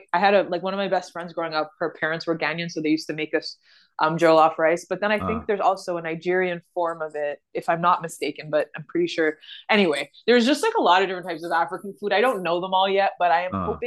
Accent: Canada; also born or lived in Uganda; now in Toronto, Canada; I was from the West

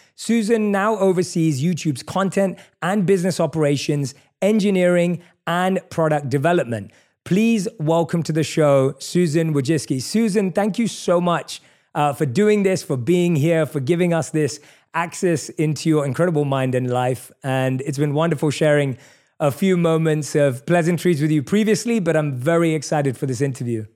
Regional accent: London, United Kingdom; I'm born and raised in London

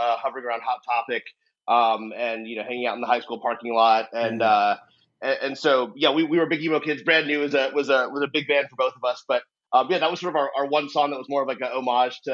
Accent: Nashville, Tennessee, United States; also born or lived in Minnesota; I grew up in Tennessee. I grew up in Nashville, but I was born in Minnesota. I moved to Nashville when I was like 2 or 3.

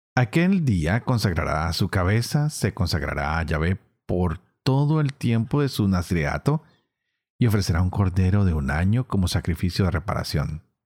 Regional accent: Colombia

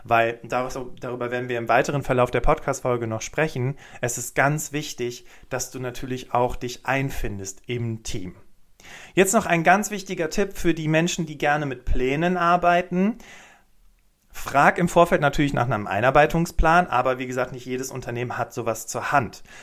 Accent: Cologne, North Rhine-Westphalia, Germany; Ich komme aus Köln, habe zwei Kinder und ähm, bin super gerne in der Natur unterwegs als Hobby.

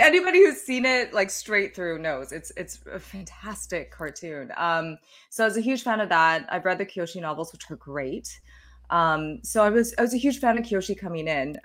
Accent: Calgary, Alberta, Canada; I was, uh, born and raised in Calgary, and that's where I was working

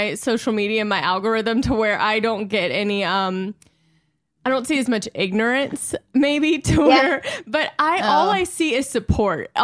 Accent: Louisiana, United States; I'm from Louisiana

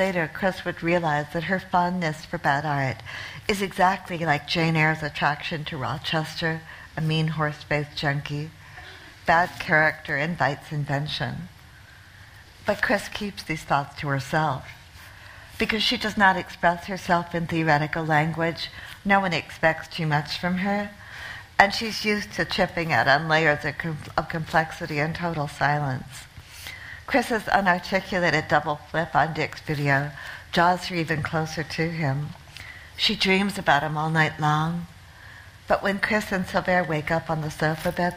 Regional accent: New Zealand; moved away as an adult; also born or lived in Connecticut, United States; now in New York, United States; my family emigrated to New Zealand from the U.S., from a town, on the northeast, in a blue-collar town in Connecticut, at the end of the 60s. So I partly grew up in New Zealand. I went to high school and I went to university in New Zealand.

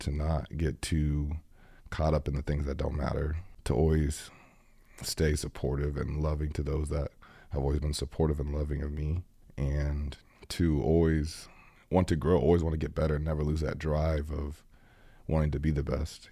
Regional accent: Iowa, United States; now in Green Bay, United States; I grew up in Iowa

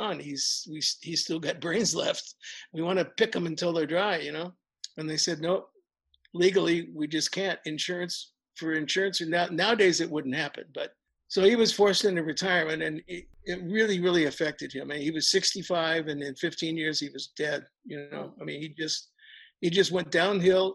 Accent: New York City, New York, United States; I was born in New York City, and my dad was back there working with my mom. We lived at 103rd and Riverside

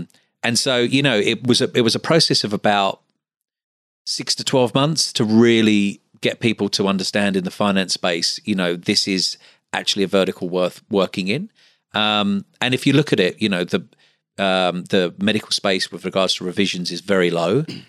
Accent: London, United Kingdom; now in Australia; like one of the first plastic surgeons that I spoke to, you know, was also a London boy

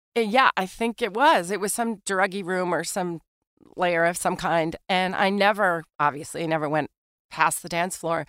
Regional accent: New York City, New York, United States; Born and raised in Manhattan.

